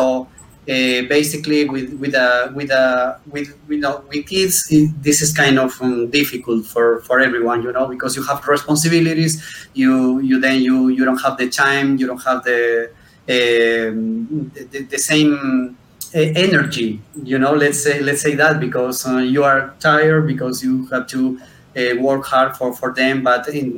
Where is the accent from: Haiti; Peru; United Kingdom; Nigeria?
Peru; English is a second language; here in Peru, which is my country